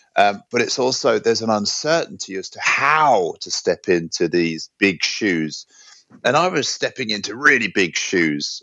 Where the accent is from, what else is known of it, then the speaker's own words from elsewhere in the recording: London, United Kingdom; also born or lived in New York / Hong Kong / San Francisco / Byron Bay; now in Sweden; I grew up in London. I've been living in Sweden now for over ten years, and I came here from New York